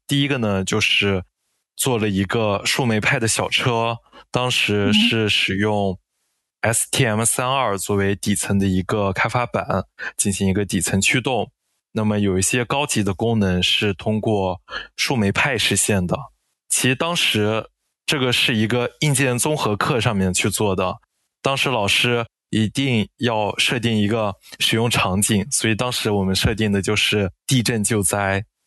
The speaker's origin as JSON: {"language": "Chinese", "region": "Inner Mongolia", "country": "China", "also_born_or_lived": "Dalian", "moved": "yes", "said": "我是来自内蒙古，我是一名工作三年半的前端程序员，我是在二零二零年毕业于大连理工大学"}